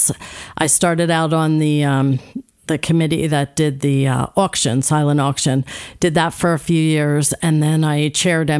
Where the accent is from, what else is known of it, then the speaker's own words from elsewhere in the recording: New Jersey, United States; moved away as an adult; now in Kennett Square, Pennsylvania, United States; Born and raised in South Jersey. So I'm a South Jersey girl